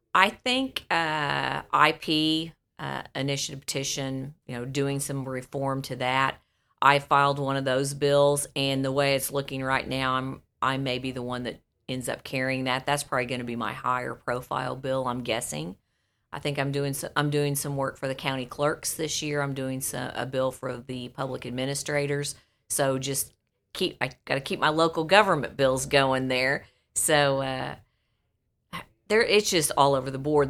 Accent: Buffalo, Missouri, United States; there in Buffalo, my hometown.

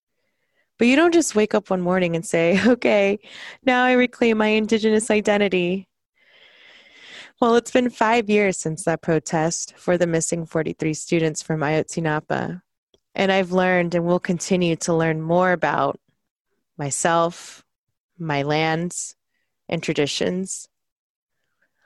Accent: South Texas, United States; moved away as an adult; now in Seattle, United States; Growing up in South Texas, I am a product of assimilation

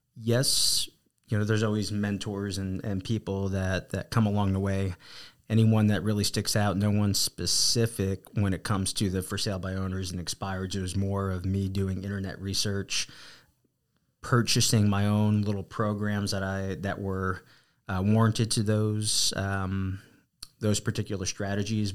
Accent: New Jersey, United States; accent: East Coast; also born or lived in Arizona; now in San Antonio, United States; born and raised, uh, New Jersey, and, uh, got to Texas as quickly as I could

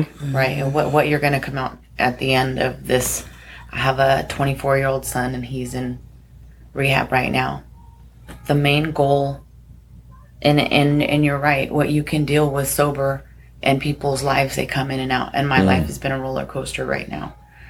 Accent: Kauai, Hawaii, United States; I'm from Kauai, part of the board.

